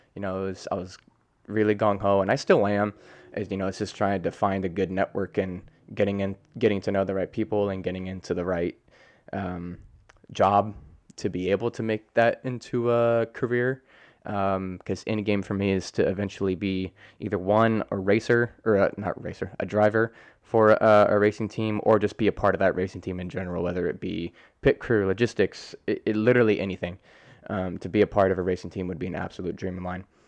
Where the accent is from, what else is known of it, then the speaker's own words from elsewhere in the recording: Colorado, United States; also born or lived in Hurricane, West Virginia; I grew up in Colorado my whole, almost my whole life